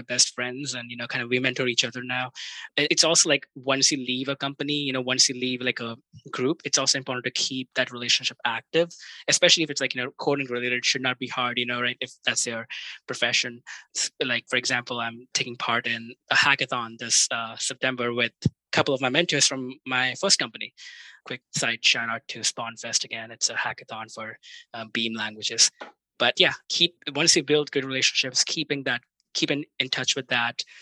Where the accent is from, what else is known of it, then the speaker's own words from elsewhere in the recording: India; moved away; I grew up in India and like cricket is like a big sport there